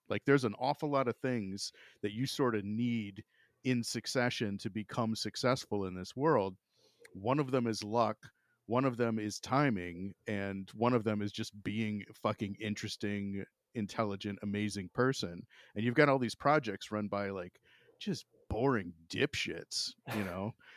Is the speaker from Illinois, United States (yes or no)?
no; Florida, United States; now in Ohio, United States; growing up in Florida, like, I, I mean, I live in Ohio now